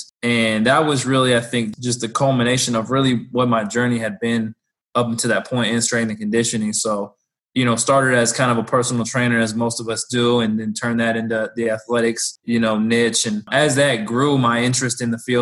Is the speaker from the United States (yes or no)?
yes; Bay Area, California, United States; moved away as an adult; also born or lived in Sacramento, California; now in Lawrence, Kansas, United States; I'm a California boy, born and raised in the Bay Area. Moved out to Lawrence, Kansas just about a year ago.